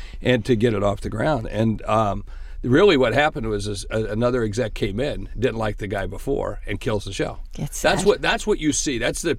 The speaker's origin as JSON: {"language": "English", "town": "Charleston", "region": "West Virginia", "country": "United States", "tie": "born there", "said": "I was born in Charleston, West Virginia."}